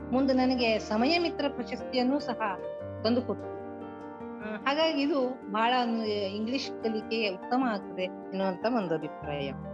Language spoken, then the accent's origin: Kannada; Dundukuli, Karnataka, India; also born or lived in Sirsi taluk, Karnataka; ಕನ್ನಡ ಜಿಲ್ಲೆಯ ಕುಮಟಾ ತಾಲೂಕಿನ ದುಂಡುಕುಳಿ ಅನ್ನುವುದು ನನ್ನ ಹುಟ್ಟೂರು